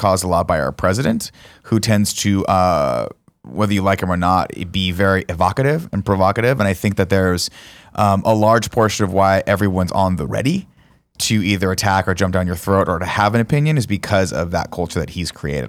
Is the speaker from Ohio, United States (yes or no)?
no; Inland Empire, California, United States; I'm from the Inland Empire, which they call